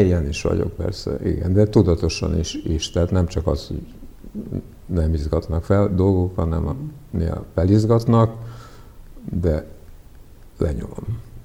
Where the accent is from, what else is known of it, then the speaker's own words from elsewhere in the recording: Hungary; first language Serbian; Hungarian is a second language; also born or lived in Prague, Czechia; így kezdődött az én magyar nyelvtanulásom, hogy fociztunk az utcán